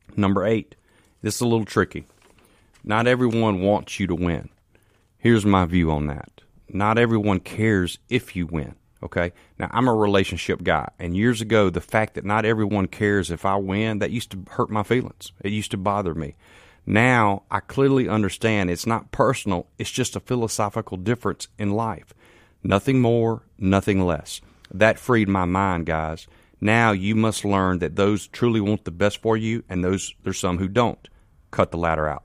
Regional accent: Canton, Mississippi, United States; I'm from Canton, Mississippi.

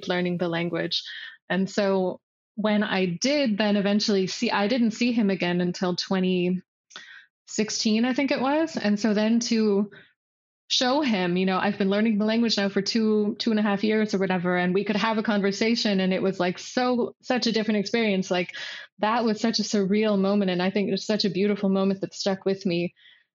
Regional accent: West Coast of the US, United States; first language English; moved away as an adult; now in Iceland; growing up on the West Coast of the US

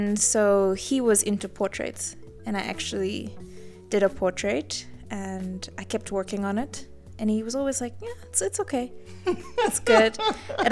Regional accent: Livingstone, Southern Province, Zambia; moved away as an adult; now in Namibia; I grew up in Zambia in a small town called Livingston

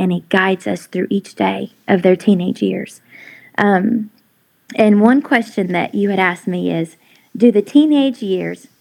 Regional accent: Indianapolis, Indiana, United States; moved away as an adult; also born or lived in Knoxville, Tennessee / Asheville, North Carolina; now in Chilhowie, United States; I'm originally from Indianapolis, Indiana

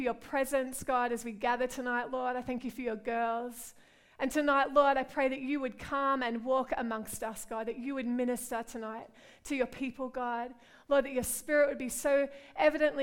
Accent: Australia; moved away as an adult; also born or lived in London; now in Liverpool, United Kingdom; I'm from Australia. You can hear my accent, right?

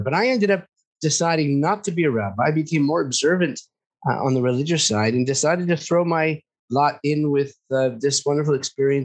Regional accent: United States; moved away as an adult; also born or lived in California / Washington, D.C.; now in Beit Shemesh, Israel; I grew up in California and Washington, D.C.

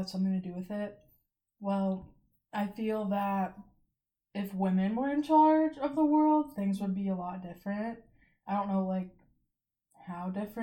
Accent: St. Louis, Missouri, United States; I'm from St. Louis

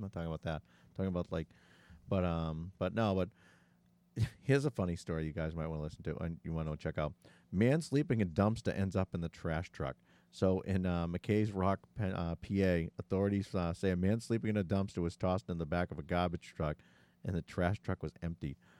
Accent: Massachusetts, United States; we're in from Massachusetts

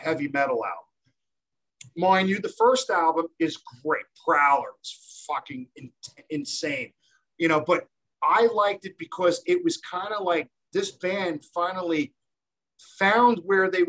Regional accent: New York City, New York, United States; growing up in Canarsie, Brooklyn

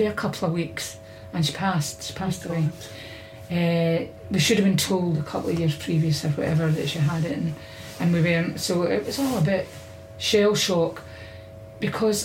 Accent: Glasgow, Scotland, United Kingdom; I was brought up in Easter House

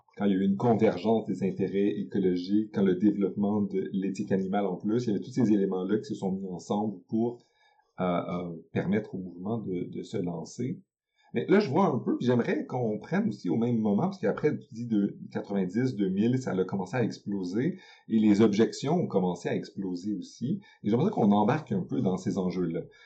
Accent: Quebec, Canada; chez nous, au Québec

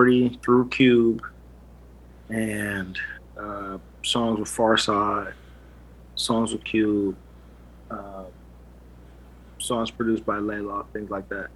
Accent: Los Angeles, California, United States; also born or lived in Inglewood, California; I'm from LA. I'm LA, born and raised

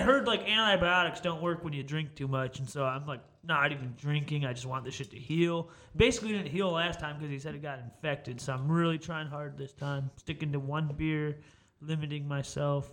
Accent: Chicago, Illinois, United States; moved away; I am from Chicago

